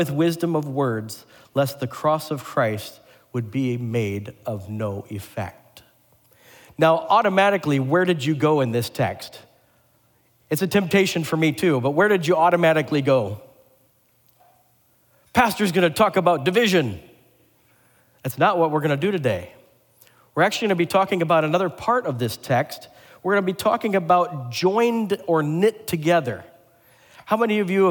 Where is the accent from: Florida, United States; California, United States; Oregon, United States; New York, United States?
Oregon, United States; Portland; moved away; my home state and home city